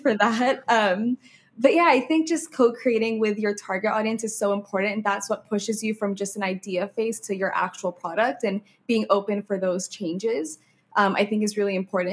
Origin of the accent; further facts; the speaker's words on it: Oman; now in Canada; I grew up in Oman, in the Middle East